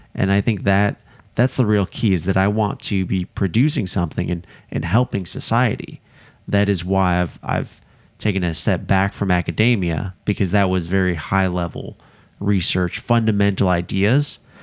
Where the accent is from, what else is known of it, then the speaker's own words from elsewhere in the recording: outside of Chicago, Illinois, United States; I grew up outside of Chicago, Illinois